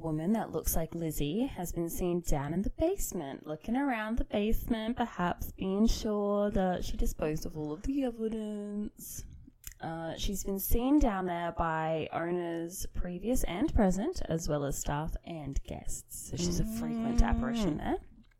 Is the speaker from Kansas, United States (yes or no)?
no; New York, United States; Hey. I'm from New York. It's not 1950s.